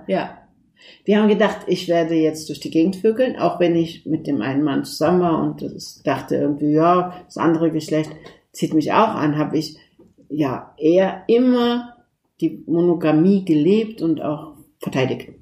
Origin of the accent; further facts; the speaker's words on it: Turkey; now in Germany; wir kommen aus der Türkei, wie du weißt, sind wir aus einem laizistischen Land. Und obwohl ich in einem laizistischen Land aufgewachsen bin